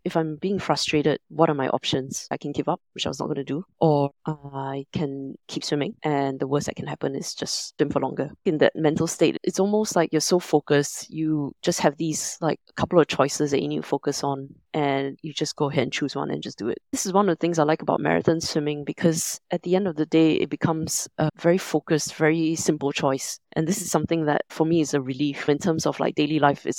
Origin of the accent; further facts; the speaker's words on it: Singapore; moved away as an adult; also born or lived in London; now in Hong Kong; I'm originally from Singapore, but I've spent the last 20 years or so living between London and Hong Kong